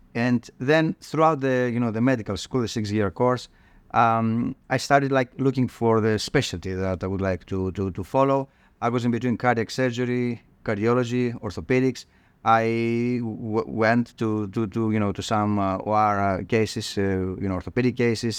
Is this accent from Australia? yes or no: no; Thessaloniki, Central Macedonia, Greece; moved away as an adult; I grew up, uh, in, uh, in northern Greece. Um, Thessaloniki is my hometown.